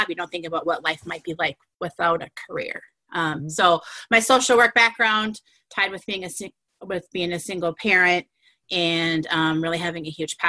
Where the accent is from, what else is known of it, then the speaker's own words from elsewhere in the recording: White Bear Lake, Minnesota, United States; born and raised in White Bear Lake. I still live in White Bear Lake